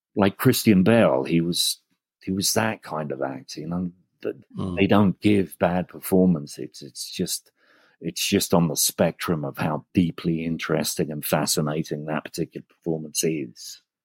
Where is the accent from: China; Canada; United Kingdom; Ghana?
United Kingdom; England; And I'm English